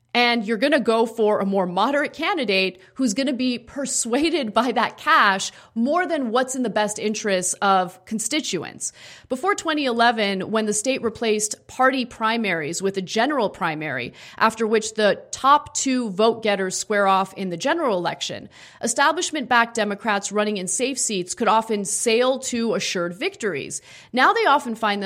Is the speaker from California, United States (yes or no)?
yes; Los Angeles, California, United States; born and raised in Los Angeles, I've lived in Los Angeles my entire life